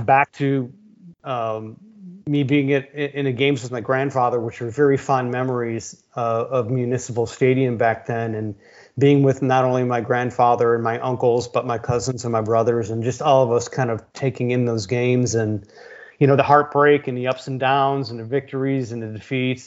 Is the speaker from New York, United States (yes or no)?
no; Brunswick, Ohio, United States; now in Austin, United States; growing up in Brunswick, you know, the Cleveland area.